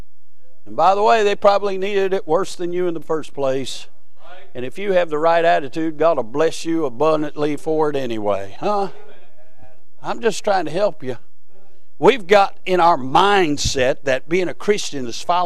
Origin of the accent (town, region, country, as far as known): United States